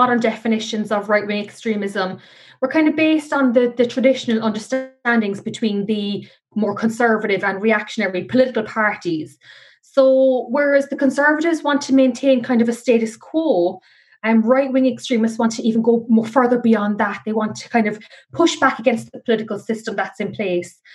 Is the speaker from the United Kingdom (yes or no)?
no; Ireland; we are losing who we are as Irish people